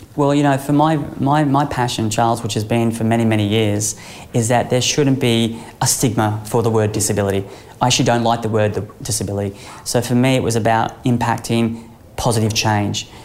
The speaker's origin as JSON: {"language": "English", "area": "Sunshine Coast", "region": "Queensland", "country": "Australia", "tie": "born or raised there", "said": "growing up on the Sunshine Coast"}